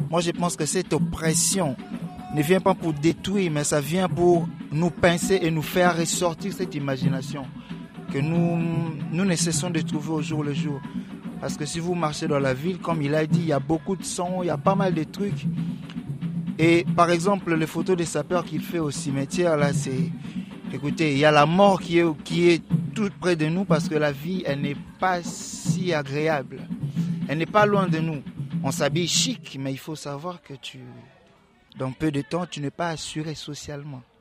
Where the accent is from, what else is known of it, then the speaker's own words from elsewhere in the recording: Kinshasa, DR Congo; Moi je suis villageois de Kin. Mon village c'est Kinshasa.